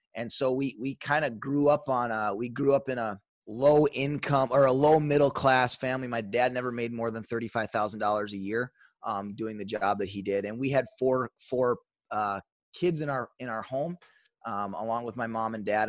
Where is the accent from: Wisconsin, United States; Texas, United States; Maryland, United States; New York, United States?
Wisconsin, United States; Superior; also born or lived in Duluth, Minnesota; grew up in a uh, small town. I guess relative small town is kind of relative. Twenty eight thousand people, Superior, Wisconsin.